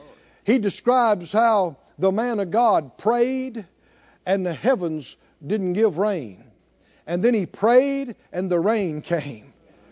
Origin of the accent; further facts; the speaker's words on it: the South, United States; You know, we grew up in the South and in the woods and nature